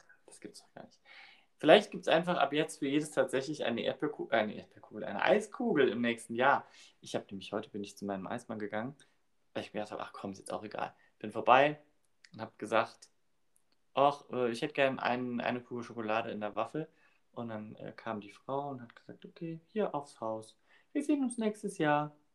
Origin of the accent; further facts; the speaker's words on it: Saarbrücken, Saarland, Germany; bei uns in Saarbrücken